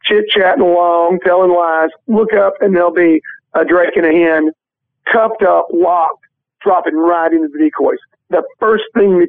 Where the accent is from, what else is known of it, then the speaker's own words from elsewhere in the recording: Reelfoot Lake, Tennessee, United States; I grew up duck hunting on Real Foot Lake